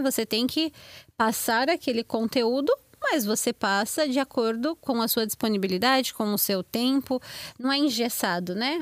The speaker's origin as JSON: {"language": "Portuguese", "region": "São Paulo", "country": "Brazil", "moved": "as an adult", "lives_now": "United States", "said": "Eu morava em São Paulo, ali pertinho de Diadema"}